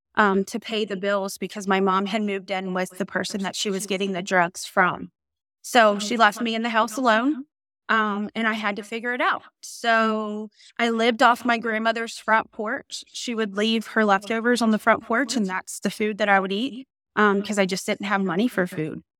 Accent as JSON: {"language": "English", "town": "Norfolk", "region": "Virginia", "country": "United States", "tie": "born or raised there", "lives_now": "Suffolk, United States", "said": "I am born and raised in Norfolk, Virginia"}